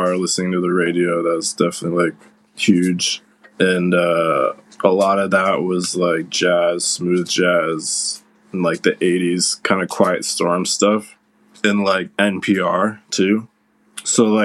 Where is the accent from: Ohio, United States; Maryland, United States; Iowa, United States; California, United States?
Ohio, United States; Cleveland Heights; moved away; also born or lived in Providence / New York; I grew up in Cleveland Heights, and there's a music venue right down the street from my house called Grog Shop